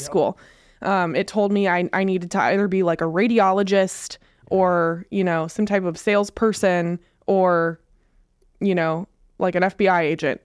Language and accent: English; West Coast, United States; now in Onalaska, United States; we're from the West Coast.